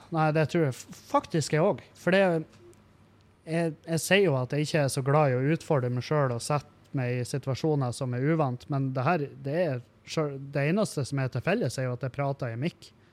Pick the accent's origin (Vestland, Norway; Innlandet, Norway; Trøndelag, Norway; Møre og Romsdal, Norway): Møre og Romsdal, Norway; Halsa; På Halsa, for eksempel, der jeg kommer fra